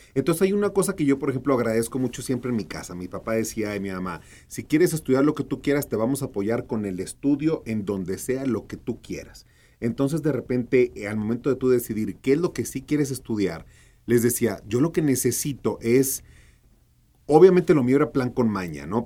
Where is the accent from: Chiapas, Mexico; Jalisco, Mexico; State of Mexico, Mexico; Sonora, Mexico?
Sonora, Mexico; Hermosillo; accent: norteño; now in Mexico City, Mexico; yo nací en Hermosillo, Sonora